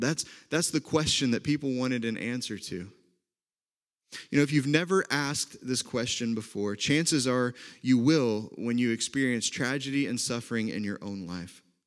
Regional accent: Oklahoma, United States; accent: Oklahoma; moved away as an adult; also born or lived in Indiana; now in Wisconsin, United States; from Oklahoma like I am

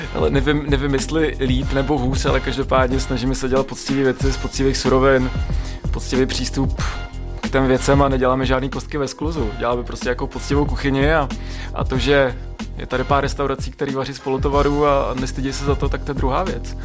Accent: Roudnice nad Labem, Ústí nad Labem Region, Czechia; also born or lived in Budyně nad Ohří / Prague; Já jsem se narodil v Roudnici, takže žádná naplava

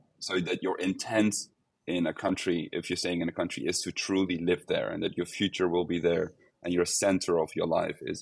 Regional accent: Netherlands; now in Portugal; I'm from the Netherlands

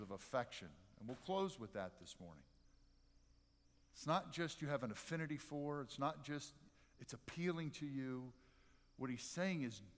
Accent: near Philadelphia, Pennsylvania, United States; I grew up near Philadelphia

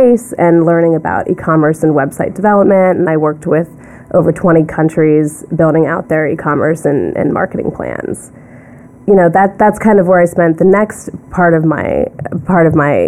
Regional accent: Ellwood City, Pennsylvania, United States; moved away as an adult; also born or lived in Sewickley, Pennsylvania / Washington, D.C.; now in New York, United States; I was born in Swickley, Pennsylvania, and I grew up in a really small town about an hour outside of Pittsburgh called Elwood City

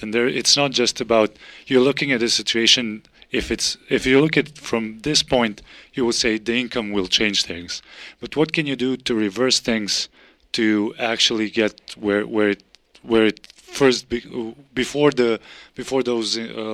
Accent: Serbia; moved away as an adult; now in United States; I'm from Serbia. I'm an MPH student.

